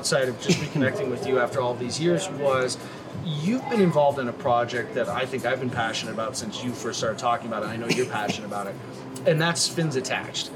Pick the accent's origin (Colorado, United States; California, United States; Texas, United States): Colorado, United States; Denver; growing up in Colorado